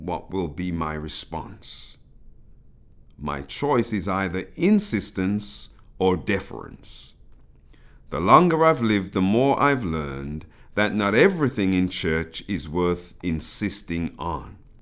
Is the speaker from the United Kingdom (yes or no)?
yes; United Kingdom; accent: British; my British accent emerging from the mouth of an African Caribbean